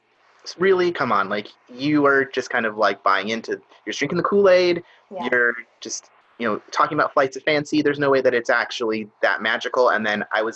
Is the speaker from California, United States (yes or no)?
yes; Southern California, United States; I born and raised in Southern California